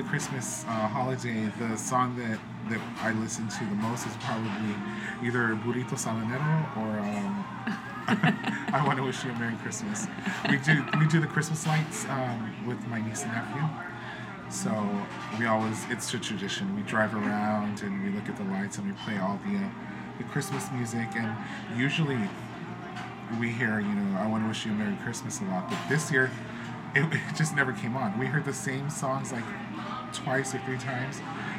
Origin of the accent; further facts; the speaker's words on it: Los Angeles, California, United States; even though we were in El Sereno, which is in Los Angeles, we still participated in all those traditions that they did growing up in Mexico.